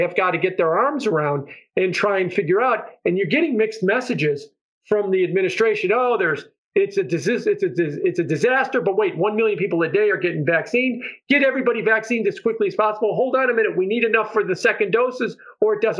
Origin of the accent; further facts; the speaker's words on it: Chicago, Illinois, United States; moved away; I'm from Chicago